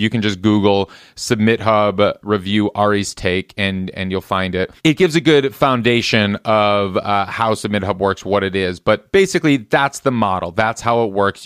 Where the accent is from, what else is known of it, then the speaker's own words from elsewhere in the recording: Midwest, United States; moved away as an adult; now in Los Angeles, United States; I grew up in the Midwest where we have brutal winters.